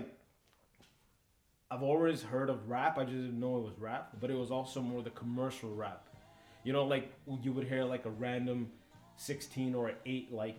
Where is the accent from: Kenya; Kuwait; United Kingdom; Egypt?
Kuwait; Kuwait City; now in Toronto, Canada; I was born in Kuwait.